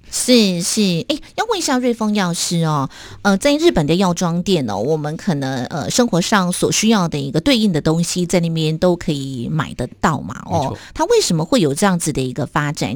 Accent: Taiwan; 我们台湾人真 真的很喜欢去日本哦

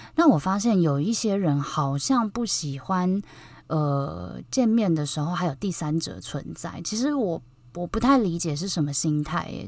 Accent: Taipei, Taiwan; 因为我是台北人嘛，就我觉得台北很小

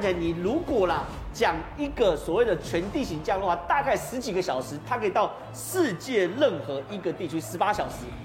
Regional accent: Taiwan; 我们台湾人

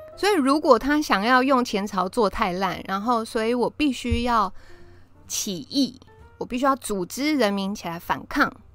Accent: Taiwan; 我爱这块土地啊，我从小在这边出生长大

